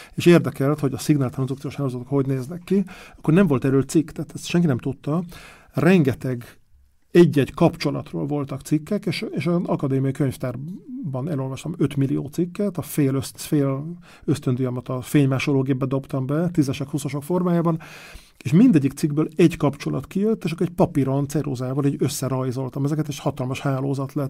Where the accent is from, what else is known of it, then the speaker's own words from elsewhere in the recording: Budapest, Hungary; moved away as an adult; also born or lived in Lake Balaton; now in Parma, Italy; én Pesti vagyok